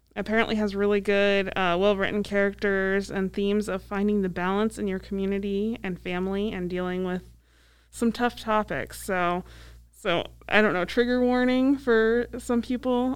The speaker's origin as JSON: {"language": "English", "region": "Iowa", "country": "United States", "tie": "born or raised there", "also_born_or_lived": "Council Bluffs, Iowa", "moved": "yes", "said": "Edge of my home state"}